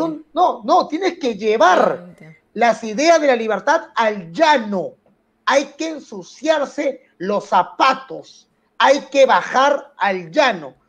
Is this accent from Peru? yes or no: yes; Lima, Peru; also born or lived in Barranco; yo soy Vía María del Triunfo